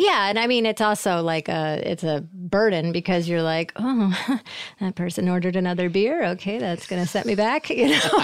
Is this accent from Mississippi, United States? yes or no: no; Syracuse, New York, United States; moved away as an adult; also born or lived in Boston / Portland, Oregon; I'm from Syracuse, so, uh, New York